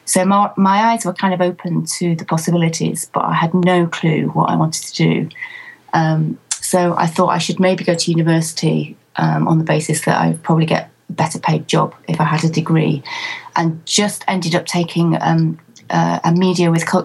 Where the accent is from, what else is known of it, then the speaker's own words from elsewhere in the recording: Manchester, North West England, United Kingdom; born there; No. I was actually born in Manchester, which is in the northwest of England. And right from the age of four, I wanted to be a nurse.